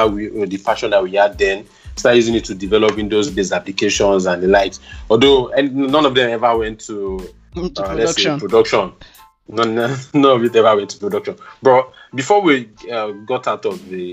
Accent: Ogun State, Nigeria; also born or lived in Akure; I'm a Nigerian, by birth. I was born in Ogun State

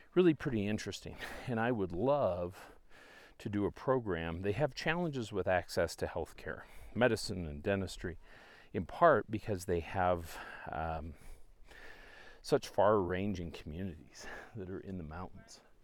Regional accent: Canada; moved away; I'm from Canada originally

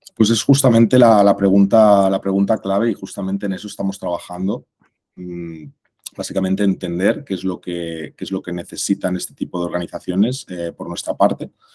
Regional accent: Barcelona, Catalonia, Spain; moved away as an adult; also born or lived in Mexico; soy español, de aquí de Barcelona

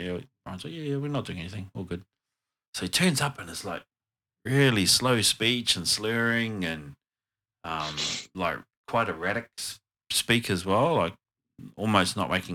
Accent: New Zealand

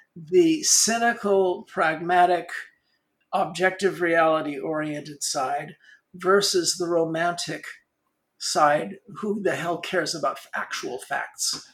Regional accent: Los Angeles, California, United States; I grew up in Hollywood

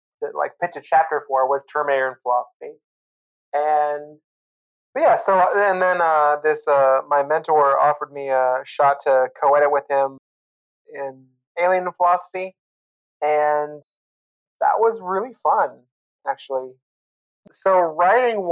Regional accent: Spokane, Washington, United States; moved away as an adult; also born or lived in Oregon; I grew up in Eastern Washington, Spokane, Washington

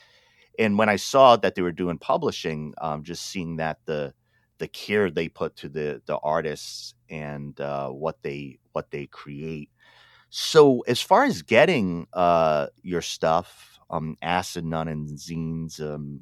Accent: Pawtucket, Rhode Island, United States; accent: Rhode Island; I talk like I'm from Pawtucket, Rhode Island

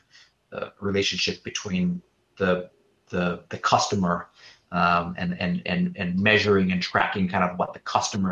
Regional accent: Detroit, Michigan, United States; I grew up in Detroit

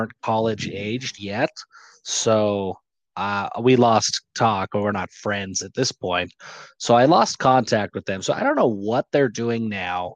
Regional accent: Logan, Utah, United States; I'm from Cache Valley. So I was born in Logan.

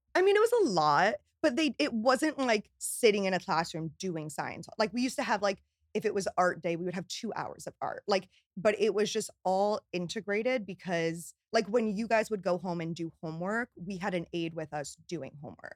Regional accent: Newtown, Connecticut, United States; moved away as an adult; also born or lived in Boston; now in New York, United States; I grew up in Newtown, Connecticut

